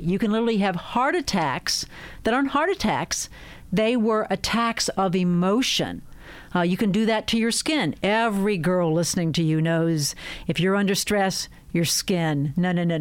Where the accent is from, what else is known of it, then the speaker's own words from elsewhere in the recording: outside Pittsburgh, Pennsylvania, United States; I came from dairy farmers outside Pittsburgh.